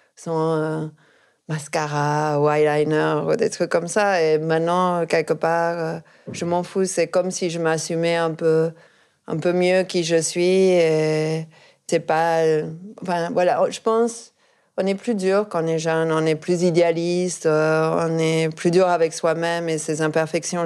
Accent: Argentina; moved away; je viens d'Argentine

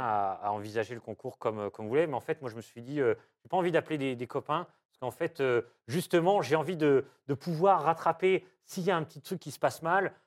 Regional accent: Diou, Auvergne-Rhône-Alpes, France; ma maîtresse de, maternelle quand j'étais petit à Diou

